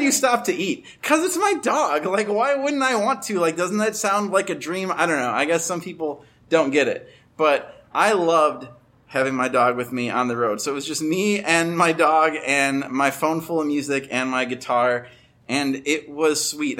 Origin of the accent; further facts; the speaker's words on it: Chicago, Illinois, United States; I come from Chicago